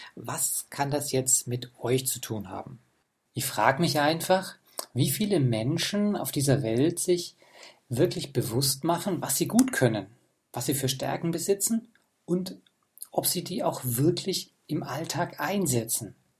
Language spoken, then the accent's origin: German; Germany; bei uns in Deutschland